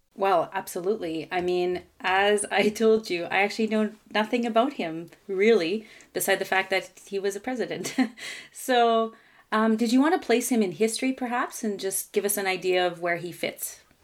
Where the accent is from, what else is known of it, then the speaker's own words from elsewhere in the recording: Canada; I'm a Francophone from Canada